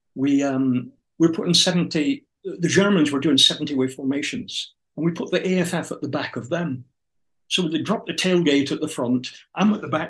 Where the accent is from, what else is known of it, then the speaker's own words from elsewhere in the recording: United Kingdom; We're British